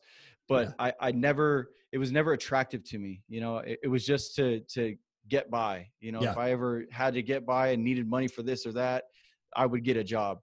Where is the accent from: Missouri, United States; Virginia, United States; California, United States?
California, United States; Moreno Valley; I grew up in a town called Moreno Valley in Southern California